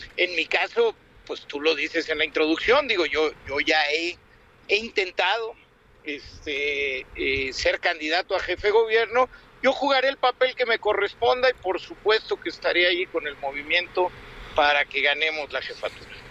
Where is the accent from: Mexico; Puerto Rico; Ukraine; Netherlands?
Mexico; Mexico City; necesitamos recuperar la dignidad como chilangos